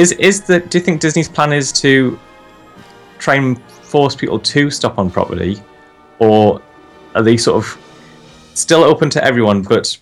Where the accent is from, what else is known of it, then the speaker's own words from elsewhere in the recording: United Kingdom; As people from us from the UK